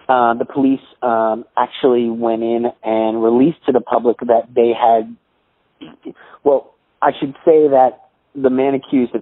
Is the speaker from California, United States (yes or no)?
no; New York City, New York, United States; growing up in Staten Island, we had always heard about this guy, Cropsey